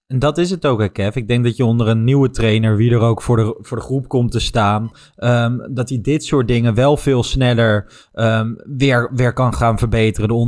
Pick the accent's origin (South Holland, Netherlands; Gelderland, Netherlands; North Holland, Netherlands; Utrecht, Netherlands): South Holland, Netherlands; The Hague; born there; Ik ben geboren in Den Haag en heb geen Ajax-DNA.